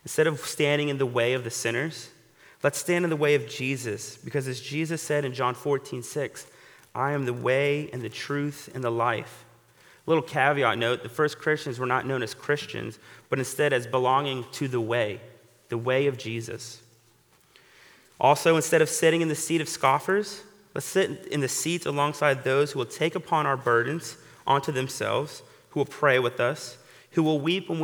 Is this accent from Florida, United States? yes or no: yes; Florida, United States; moved away; my home state of Florida